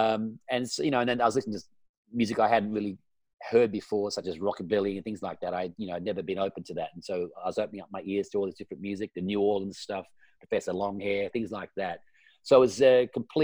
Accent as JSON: {"language": "English", "town": "Perth", "region": "Western Australia", "country": "Australia", "tie": "born or raised there", "moved": "yes", "said": "in Perth before, where we grew up in Western Australia."}